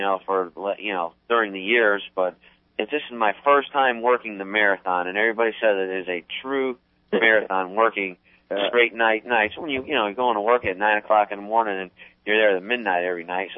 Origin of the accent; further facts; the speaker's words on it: Terryville, Connecticut, United States; moved away as an adult; now in Florida, United States; I grew up in Terryville